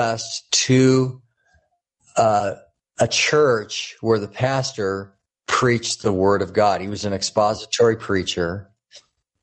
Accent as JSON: {"language": "English", "area": "Orange County", "region": "Southern California", "country": "United States", "tie": "born or raised there", "said": "I grew up in Southern California, there in the Orange County area"}